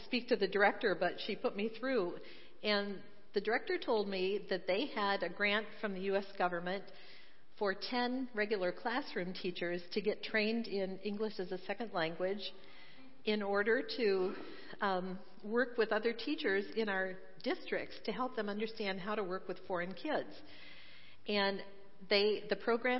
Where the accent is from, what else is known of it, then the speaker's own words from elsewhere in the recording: Michigan, United States; moved away as an adult; now in Cincinnati, United States; when I grew up in Michigan, we lived on a little dirt road